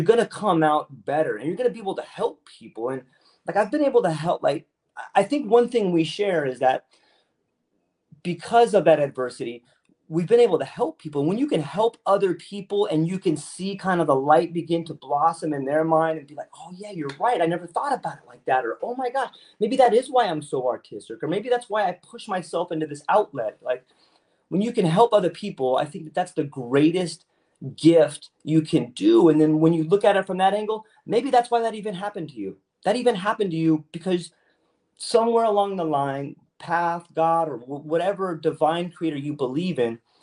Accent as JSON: {"language": "English", "town": "San Diego", "region": "California", "country": "United States", "moved": "as an adult", "lives_now": "Oahu, United States", "said": "I'm originally from San Diego, so I spent a lot of time in California."}